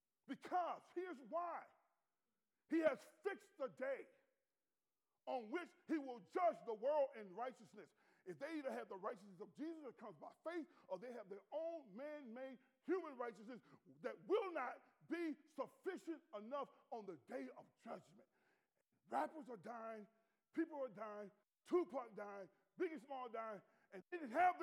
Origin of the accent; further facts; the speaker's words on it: Louisville, Kentucky, United States; That's what they used to call me, …, because I was from Louisville, Kentucky.